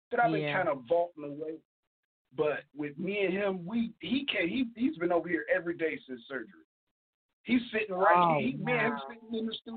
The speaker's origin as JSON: {"language": "English", "region": "Midwest", "country": "United States", "also_born_or_lived": "Cleveland, Ohio", "said": "I'm from the Midwest"}